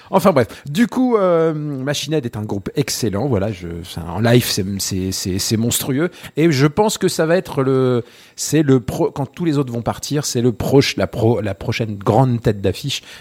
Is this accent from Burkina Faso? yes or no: no; Germany; first language German; French is a second language; je suis allemand première langue, et, euh, anglais deuxième langue et français troisième langue.